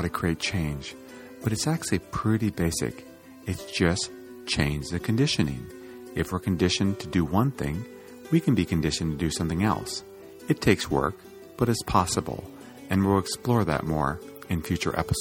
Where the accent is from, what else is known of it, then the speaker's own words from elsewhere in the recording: Iowa, United States; I grew up in Iowa